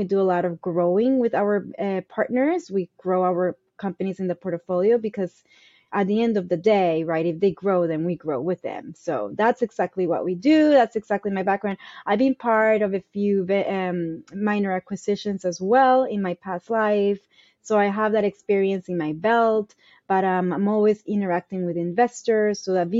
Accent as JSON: {"language": "English", "region": "East Coast", "country": "United States", "said": "And I come from the East Coast in the South."}